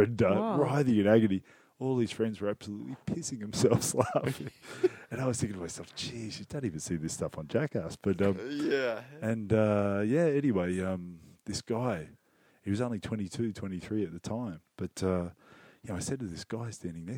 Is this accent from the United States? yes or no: no; Australia; moved away; I'm from Australia